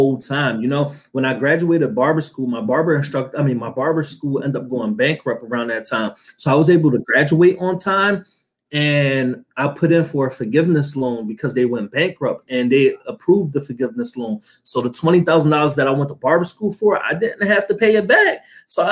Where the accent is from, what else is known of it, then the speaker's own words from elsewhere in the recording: Philadelphia, Pennsylvania, United States; was cutting hair in Philadelphia